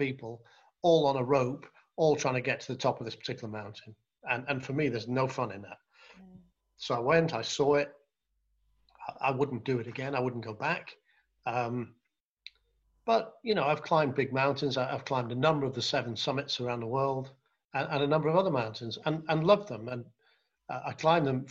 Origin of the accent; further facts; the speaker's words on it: North Wales, United Kingdom; I grew up in North Wales